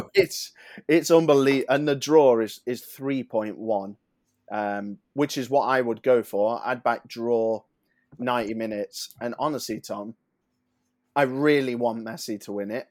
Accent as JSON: {"language": "English", "region": "England", "country": "United Kingdom", "said": "as English people"}